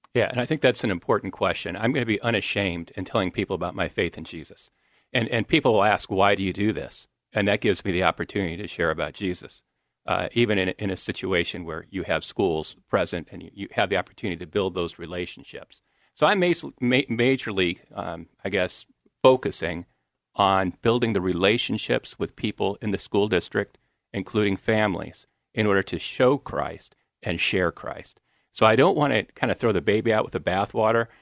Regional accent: Grand Blanc, Michigan, United States; moved away; where I grew up is in, uh, Michigan, Grand Blanc, Michigan.

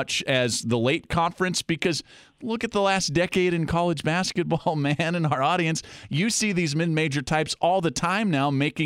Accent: Spokane, Washington, United States; I'm from Spokane. I grew up a huge Zag fan

